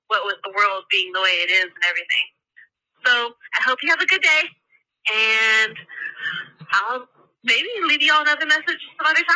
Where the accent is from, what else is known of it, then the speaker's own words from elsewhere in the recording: Texas, United States; I'm from Texas, from this podunk ass little town in the middle of nowhere, and I live between two cotton fields on like five acres of land.